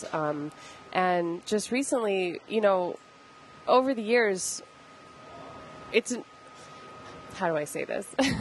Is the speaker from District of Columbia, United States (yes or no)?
no; Idaho, United States; now in Denver, United States; growing up in Idaho